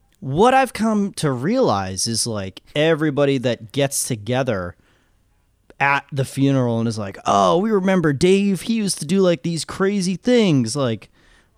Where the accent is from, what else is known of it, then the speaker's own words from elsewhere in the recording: Orange, United States; I'm from Orange